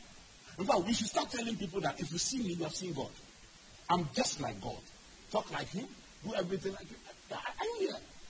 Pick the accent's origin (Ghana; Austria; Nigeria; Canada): Ghana; I grew up in Anabraka.